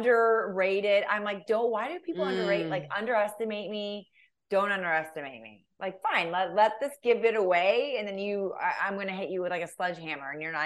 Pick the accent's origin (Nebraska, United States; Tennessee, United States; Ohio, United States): Ohio, United States; I'm from Ohio